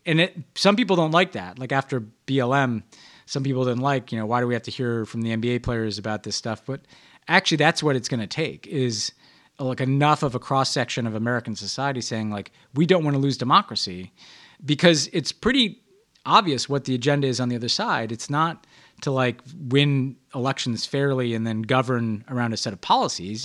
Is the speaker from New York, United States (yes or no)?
yes; New York, United States; I'm a New Yorker